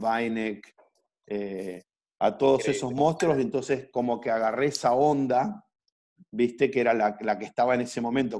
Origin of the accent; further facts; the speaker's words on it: Viedma, Río Negro, Argentina; moved away as an adult; also born or lived in Neuquén / Colombia; now in Mar del Plata, Argentina; yo soy un, chico que, que, nació en Viedma en el año 77, tengo 42 años, me vine a estudiar a Mar del Plata en el año 96